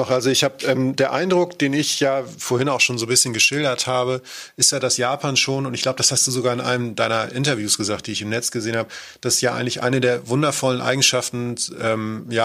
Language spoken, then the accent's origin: German; Germany; zumindest als äh, Deutscher, der dort rumläuft.